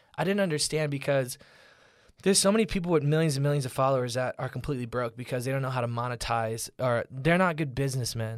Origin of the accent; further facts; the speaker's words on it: Orlando, Florida, United States; now in Los Angeles, United States; I grew up in Orlando, Florida